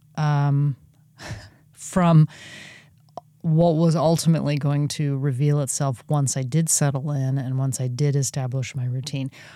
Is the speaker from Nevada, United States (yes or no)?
no; California, United States; moved away as an adult; also born or lived in Oregon; my home state of California